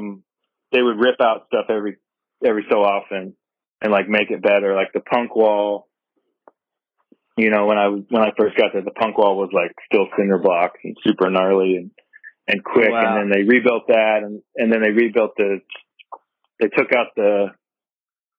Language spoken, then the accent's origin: English; North Carolina, United States; also born or lived in Virginia / Mammoth Lakes, California; now in Portland, United States; I grew up in North Carolina